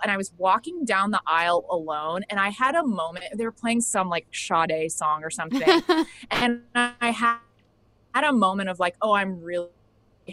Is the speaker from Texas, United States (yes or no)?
yes; Dallas, Texas, United States; moved away; I grew up in Dallas, Texas